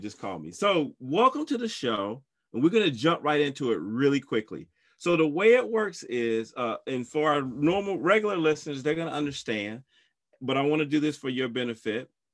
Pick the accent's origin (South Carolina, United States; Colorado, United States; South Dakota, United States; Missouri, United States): South Carolina, United States; I'm from South Carolina